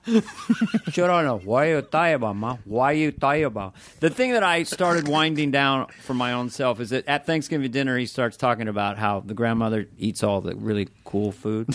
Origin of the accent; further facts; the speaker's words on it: Northern California, United States; we're from Northern California